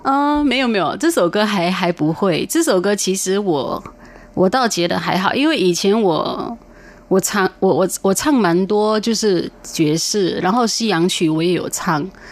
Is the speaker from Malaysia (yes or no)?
yes; Penang, Malaysia; now in Taiwan; 我的家乡从小到大都是讲长